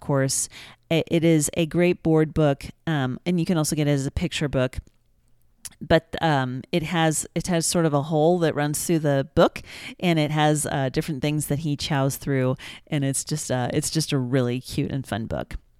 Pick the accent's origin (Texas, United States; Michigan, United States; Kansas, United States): Kansas, United States; I'm from Kansas